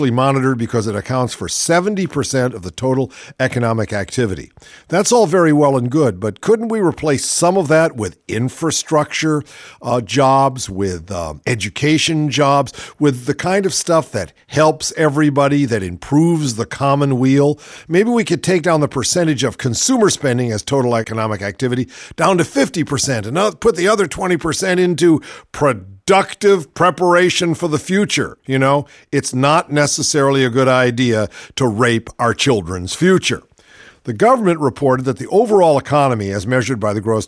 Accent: United States; I'm an American

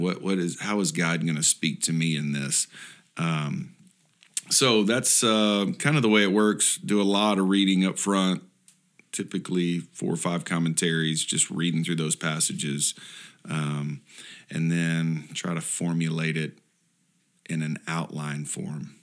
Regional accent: Houston, Texas, United States; I grew up in Houston

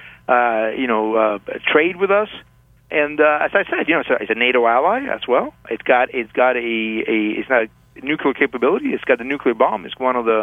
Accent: Havana, Cuba; moved away; also born or lived in Paris / Hong Kong; I was born in Havana, Cuba

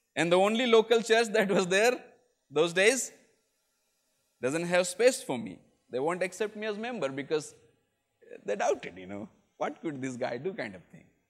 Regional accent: Chhattisgarh, India; moved away; I come from northern India, I come from Chhattisgarh, which was part of another state called Madhya Pradesh earlier

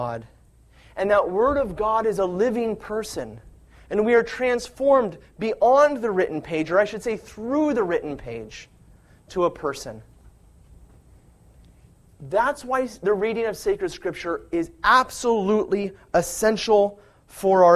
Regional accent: California, United States; I'm from California, and we don't have fall in California. But in the summertime, the fields turn golden brown. I can see that with my eyes because I grew up with it

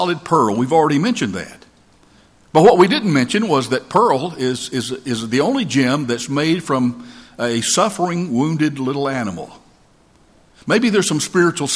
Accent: North Georgia Mountains, United States; moved away; I'm from the North Georgia Mountains

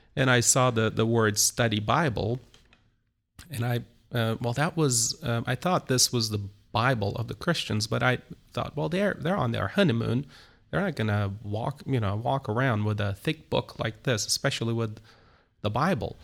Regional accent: Istanbul, Turkey; moved away as an adult; now in Izmir, Turkey; I was born in Istanbul, Turkey. Uh, I'm, uh, uh, originally from Istanbul.

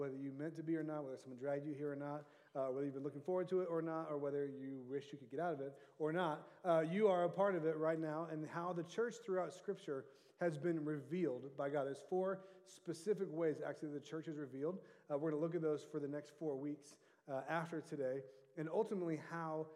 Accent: Orange County, California, United States; also born or lived in Santa Barbara, California; I was raised in Orange County

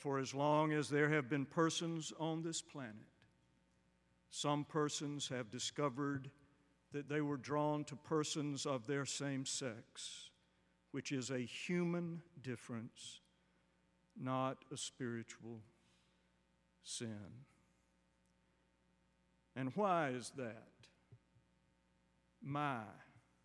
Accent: Macon, Georgia, United States; I was born in 1955 in Macon, Georgia

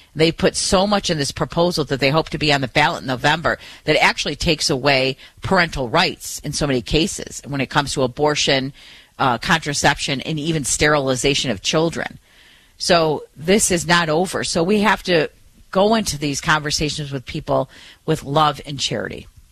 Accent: Detroit, Michigan, United States; In Detroit, in my hometown right here

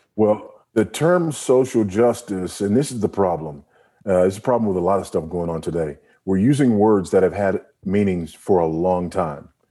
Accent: Los Angeles, California, United States; also born or lived in Houston; now in Lusaka, Zambia; I was born in, in Los Angeles and, you know, drug infested, gang infested South Central L A, born to a single

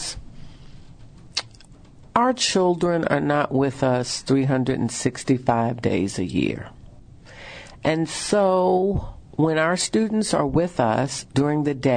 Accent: the South, United States; We say soda in the South.

